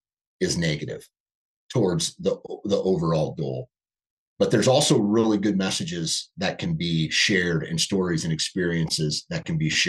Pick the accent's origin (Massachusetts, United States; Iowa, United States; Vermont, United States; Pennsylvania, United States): Iowa, United States; born and raised in Iowa. I live in Iowa